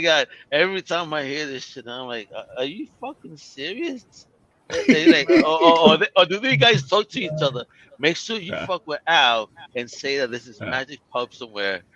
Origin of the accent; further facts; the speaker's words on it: United States; I'm American.